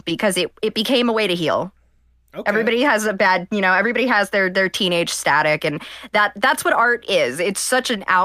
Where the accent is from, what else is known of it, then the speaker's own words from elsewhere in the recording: Ohio, United States; also born or lived in Cleveland; I'm from Ohio